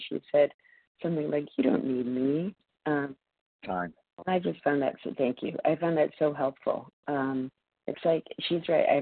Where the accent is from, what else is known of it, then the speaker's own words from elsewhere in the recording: Massachusetts, United States; also born or lived in New York City; calling in from New York City this morning, but I'm from Massachusetts